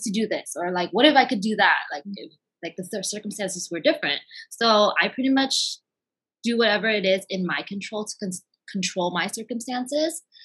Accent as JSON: {"language": "English", "area": "Bay Area", "region": "California", "country": "United States", "moved": "as an adult", "lives_now": "Southern California, United States", "said": "I am from the Bay Area originally, and I have lived in Southern California now for about like seven years"}